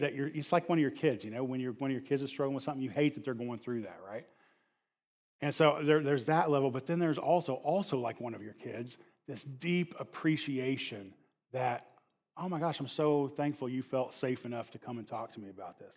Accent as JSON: {"language": "English", "region": "the Bible Belt", "country": "United States", "tie": "born or raised there", "said": "I'm a Bible Belt, uh, kid, and, and, and growing up in the Bible Belt"}